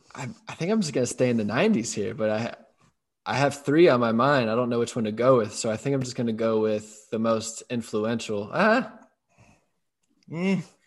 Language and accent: English; St. Louis, Missouri, United States; now in Pittsburgh, United States; I came from St. Louis, so like I grew up on … and Air Force Ones.